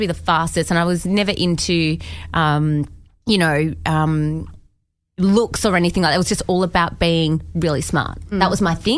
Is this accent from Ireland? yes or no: no; Perth, Western Australia, Australia; I grew up in Perth